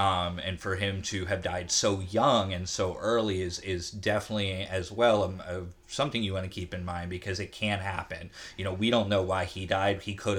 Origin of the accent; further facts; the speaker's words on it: the South, United States; And I don't know if it's because we're from the South and we have the Southern charm to match it up again, but it was a different experience.